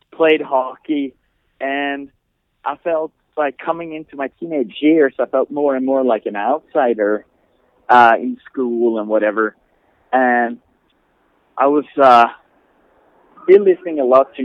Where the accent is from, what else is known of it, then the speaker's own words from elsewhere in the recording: the very north of Sweden, northern Sweden, Sweden; now in El Paso, United States; I was born 40 years ago. I'm old. in the very north of Sweden, you would have to go by car, like 10 hours north of Stockholm, perhaps.